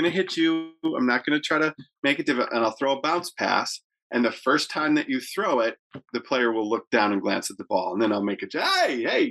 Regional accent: Detroit, Michigan, United States; growing up in Detroit

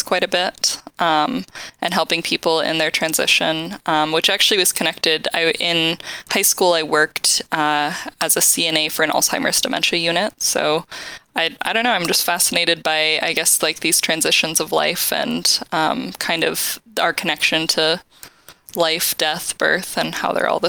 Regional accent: Huntley, Montana, United States; moved away as an adult; also born or lived in Utah; I grew up in a tiny town in Montana called Huntley, Montana, which is less than 500 people.

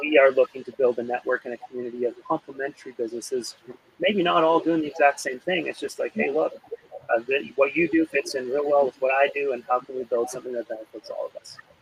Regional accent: Alberta, Canada; growing up in Alberta

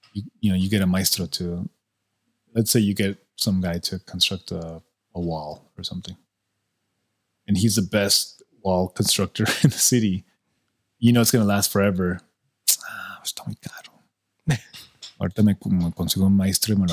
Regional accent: El Paso, Texas, United States; I'm a doctor from El Paso, like, in El Paso

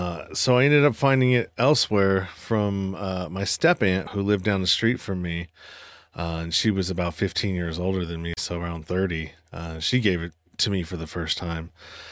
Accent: Pinole, California, United States; I was born and raised in San Francisco Bay Area, the eastern part of the Bay Area in a small town called Pinole.

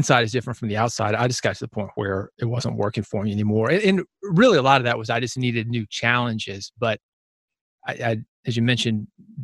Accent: Nashville, Tennessee, United States; growing up in Nashville

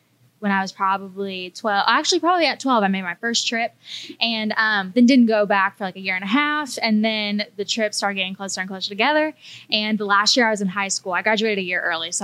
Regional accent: Rockwall, Texas, United States; moved away as an adult; now in Nashville, United States; I'm originally from a small town east of Dallas called Rockwall, but I moved to Nashville just a little bit over 3 years ago

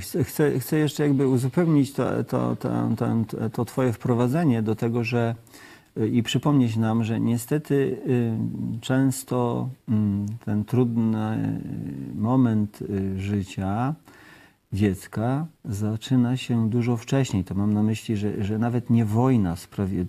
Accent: Kashubia, Pomeranian Voivodeship, Poland; My pochodzimy razem z żoną z Kaszub

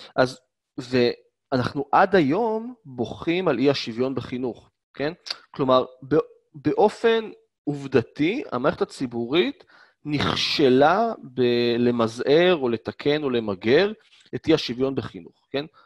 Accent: Israel; born or raised there

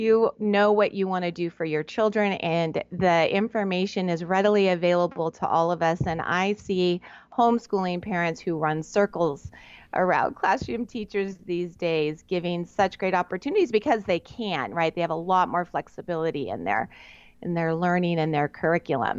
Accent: Southern California, United States; I'm on the very west side of the United States in Southern California, which we lovingly term SoCal

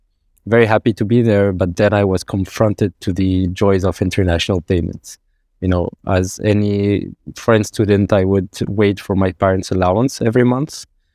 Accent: Morocco; English is a second language; moved away as an adult; also born or lived in Qatar / Oman; I was born in Qatar, then we went to Oman, then Morocco. Then again, you know, after high school, I went to France.

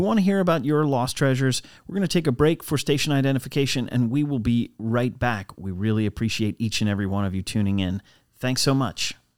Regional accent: United States; as an American

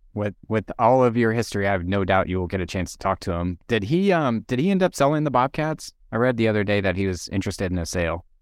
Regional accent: East Coast, United States; moved away; I'm originally from the East Coast

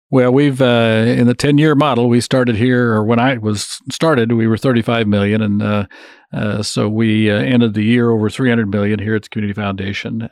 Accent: Woodbine, Kansas, United States; now in Manhattan, Kansas, United States; my hometown of Woodbine

